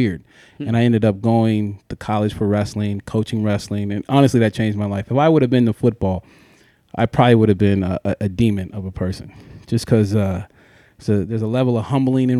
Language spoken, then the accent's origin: English; Ridgecrest, California, United States; I'm from Ridgecrest, California.